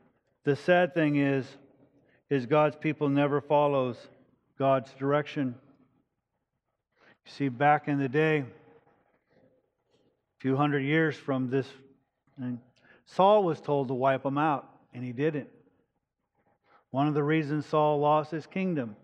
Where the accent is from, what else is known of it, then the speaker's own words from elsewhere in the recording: United States; I'm an American. I'm blessed to be an American. I'm proud that I'm an American.